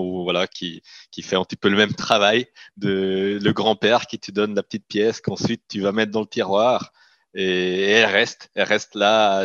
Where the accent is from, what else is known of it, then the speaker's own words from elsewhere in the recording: Italian-speaking Switzerland, Switzerland; moi, je suis, je suis grandi en Suisse, donc la partie italienne de la Suisse.